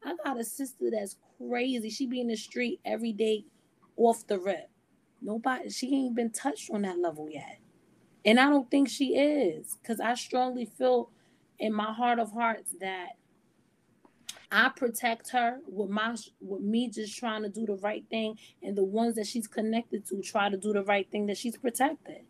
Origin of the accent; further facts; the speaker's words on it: United States; I'm an American Black